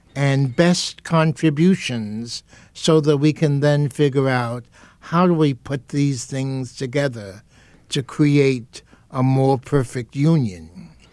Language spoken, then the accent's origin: English; New York City, New York, United States; I was born and raised in Harlem and the South Bronx in New York.